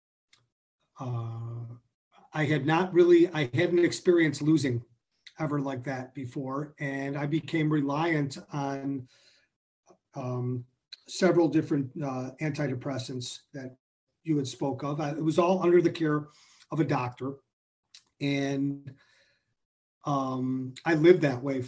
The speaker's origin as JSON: {"language": "English", "town": "Skokie", "region": "Illinois", "country": "United States", "tie": "born or raised there", "said": "I grew up in Skokie"}